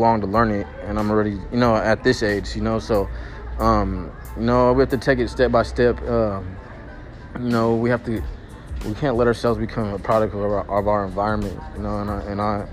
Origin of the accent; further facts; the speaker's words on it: Sacramento, California, United States; I'm from South Sacramento, Oak Park, right in Midtown. My neighborhood is Oak Park